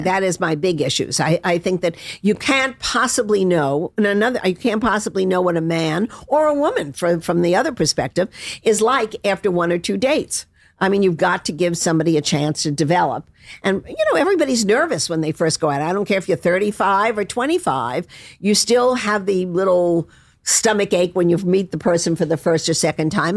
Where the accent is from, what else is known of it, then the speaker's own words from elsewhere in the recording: Palm Beach, Florida, United States; I'm from Palm Beach